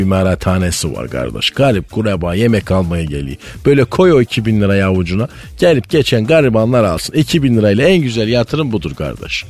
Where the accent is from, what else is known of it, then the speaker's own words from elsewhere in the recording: Malatya, Turkey; bizim Malatya'da Cingöz Feridun abi vardı